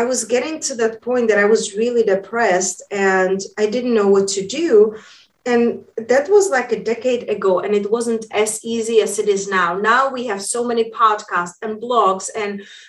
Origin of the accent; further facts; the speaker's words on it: Czechia; moved away; also born or lived in London / Spain; when I was growing up in Europe, hence that's where my accent is from. I grew up in a small town in Czech Republic.